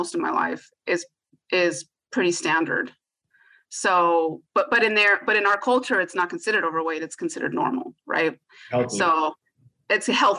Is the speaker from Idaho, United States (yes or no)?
no; San Gabriel Valley, California, United States; I grew up in the San Gabriel Valley